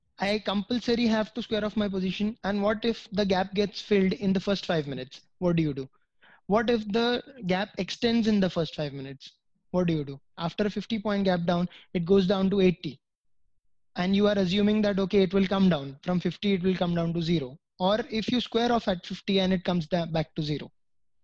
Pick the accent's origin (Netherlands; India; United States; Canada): India; being a citizen of India